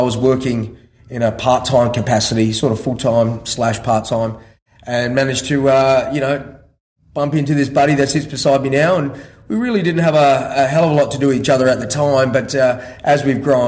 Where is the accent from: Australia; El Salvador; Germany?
Australia; also born or lived in Ireland; I was born in Ireland and moved over to Australia probably when I was just shy of 6 years old